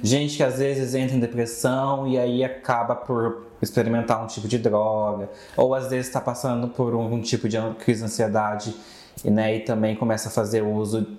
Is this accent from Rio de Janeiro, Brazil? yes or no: no; Minas Gerais, Brazil; moved away; a minha cidade é de Minas